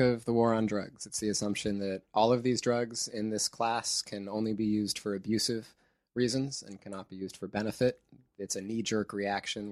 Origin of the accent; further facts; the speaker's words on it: near Santa Cruz, California, United States; in Santa Cruz, close to my hometown